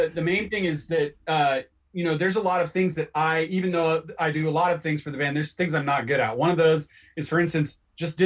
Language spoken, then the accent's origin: English; Bay Area, California, United States; moved away as an adult; also born or lived in San Diego / New York; now in Portland, United States; I'm from the Bay Area since I was a kid.